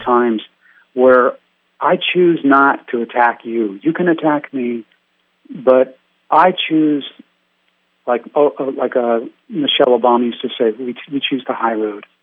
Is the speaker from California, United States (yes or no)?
yes; San Francisco Bay Area, California, United States; I grew up in San Francisco Bay Area.